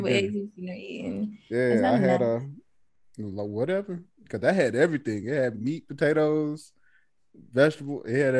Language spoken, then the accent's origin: English; the South, United States; Oh, I'm sorry that I'm from the South and I like things like cabbage greens.